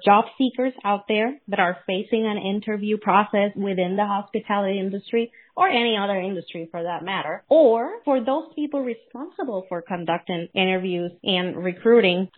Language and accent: English; Puerto Rico; first language Spanish; English is a second language; now in United States; I'm Puerto Rican. And my first language is still Spanish.